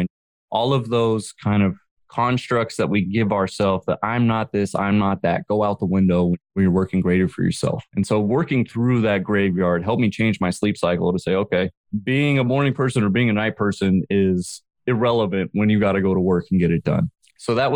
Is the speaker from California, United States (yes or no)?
yes; San Jose, California, United States; I grew up in San Jose and I used to skateboard to school